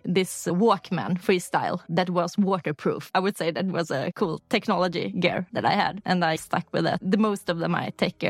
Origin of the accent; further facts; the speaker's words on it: Uddevalla, Västra Götaland, Sweden; English is a second language; also born or lived in Lysekil; now in Stockholm, Sweden; I grew up in Uddevalla. It's a smaller town on the west coast, Bohuslän. But I have my family in town either further out the coastline in Lysekil, where my father's from. So when I go back home nowadays, I go to Lysekil.